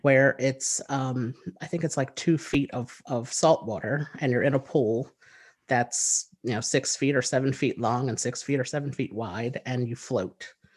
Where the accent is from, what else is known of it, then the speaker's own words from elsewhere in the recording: New Jersey, United States; I am from the United States. I live in New Jersey, and I've lived here all of my life.